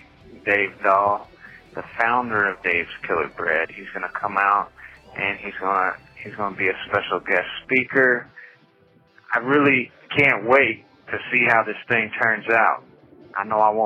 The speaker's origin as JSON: {"language": "English", "town": "Longview", "region": "Washington", "country": "United States", "tie": "born or raised there", "said": "Longview, Washington, my hometown"}